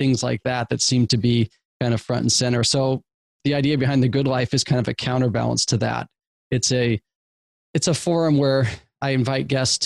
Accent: Eugene, Oregon, United States; I grew up in the Pacific Northwest in Eugene, Oregon, a small college town

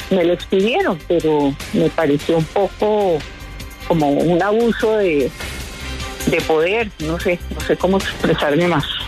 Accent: Colombia; me siento muy colombiana

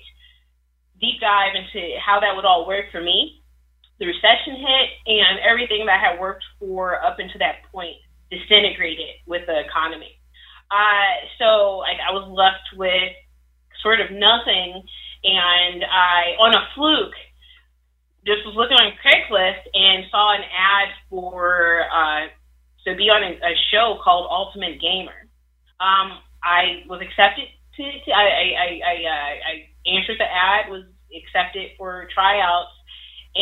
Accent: Chicago, Illinois, United States; I grew up on the south side of Chicago

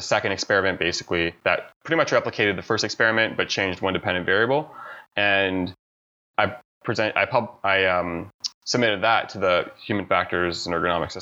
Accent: Toronto, Ontario, Canada; moved away; I'm from Toronto, Canada, originally, born and raised

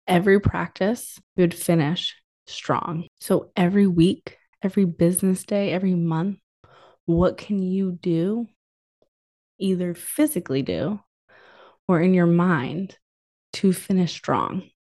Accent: New England, United States; I'm from New England

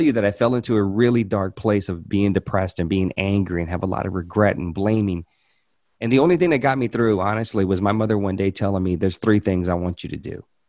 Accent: Hope, Arkansas, United States; also born or lived in Louisiana; I was born in Louisiana. I, but I, I moved to Arkansas when I was nine years old

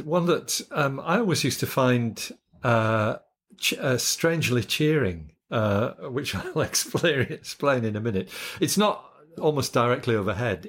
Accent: Yorkshire and the Humber, United Kingdom; moved away as an adult; also born or lived in Scotland; now in Australia; I grew up in Yorkshire

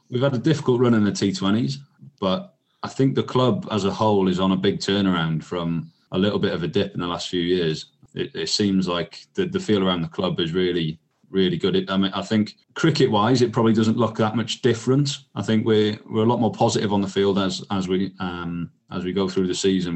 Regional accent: Welsh, Wales, United Kingdom; as I sort of grew up and realised, hang on, I'm Welsh here

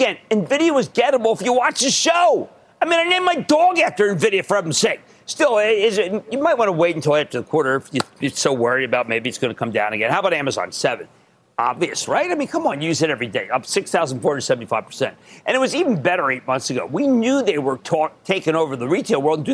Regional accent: Philadelphia, Pennsylvania, United States; also born or lived in New Hope, Pennsylvania; I'm from Philadelphia

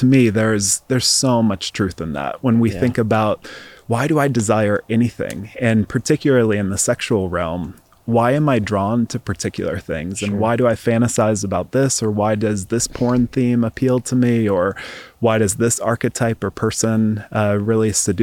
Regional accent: East Coast, United States; moved away as an adult; also born or lived in Seattle, Washington; I grew up in the East Coast and then moved out to Seattle, Washington for grad school.

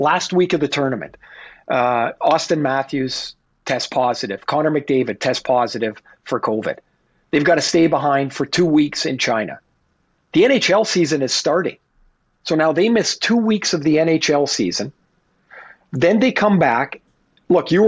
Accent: Canada; I'm Canadian

